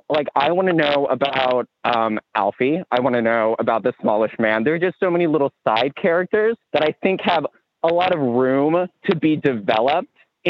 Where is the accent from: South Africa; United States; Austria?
United States; Cleveland, Ohio; now in Spain; I'm from Cleveland, Ohio, the United States of America.